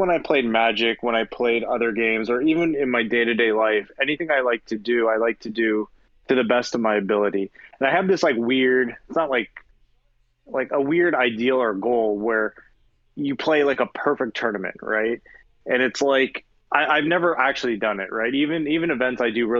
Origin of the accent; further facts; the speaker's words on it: Milton, Ontario, Canada; now in United States; I was born and raised in Canada in a small town called Milton, Ontario.